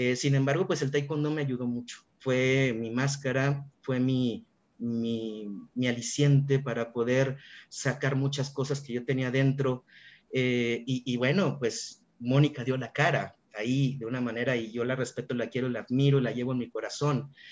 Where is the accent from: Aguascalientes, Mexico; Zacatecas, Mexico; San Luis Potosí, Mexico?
Aguascalientes, Mexico; yo soy originario de Aguascalientes